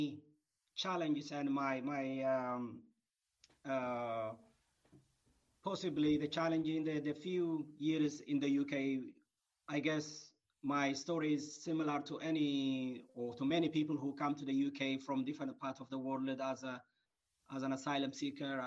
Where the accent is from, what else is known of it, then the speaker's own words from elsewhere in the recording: Eritrea; now in United Kingdom; originally from Eritrea. I was born and grew in Eritrea